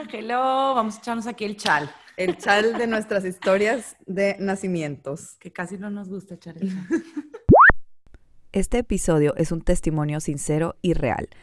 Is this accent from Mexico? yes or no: no; United States; Brenda y yo también nacimos en Estados Unidos